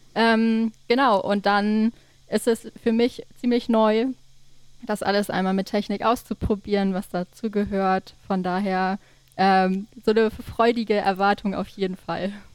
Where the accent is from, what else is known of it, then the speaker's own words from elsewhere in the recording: Dannewerk, Schleswig-Holstein, Germany; also born or lived in Kiel / Berlin / Copenhagen; now in Neumünster, Germany; ich bin in der Nähe von Schleswig geboren, in Dannewerk